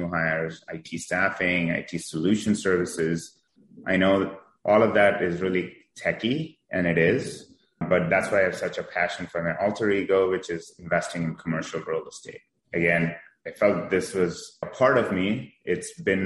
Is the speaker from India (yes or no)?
yes; India; moved away as an adult; now in San Diego, United States; I was born in India about 20 years ago. I was fortunate enough to come here to do my master's degree